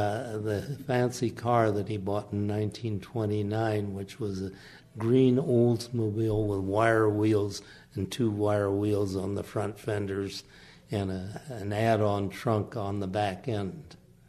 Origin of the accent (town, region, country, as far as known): Aberdeen, Washington, United States; born or raised there; also born or lived in Raymond, Washington